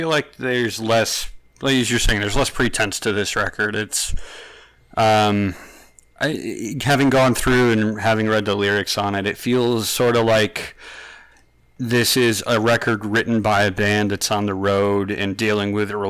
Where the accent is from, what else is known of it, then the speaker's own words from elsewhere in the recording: Syracuse, New York, United States; Oh, so I grew up in Syracuse, New York